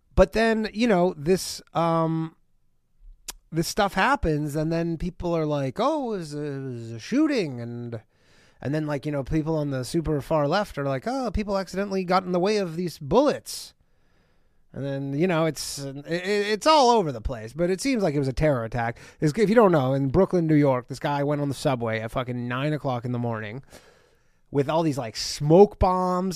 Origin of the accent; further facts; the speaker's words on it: Canada; I'm from Canada